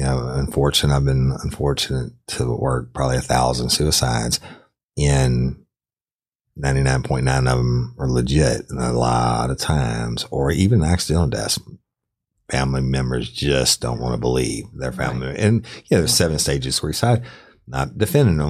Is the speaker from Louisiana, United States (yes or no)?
yes; Clinton, Louisiana, United States; when I was a kid growing up in Clinton